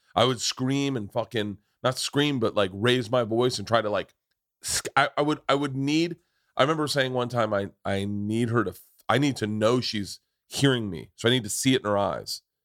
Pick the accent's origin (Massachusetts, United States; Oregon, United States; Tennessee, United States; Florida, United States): Florida, United States; I grew up in Florida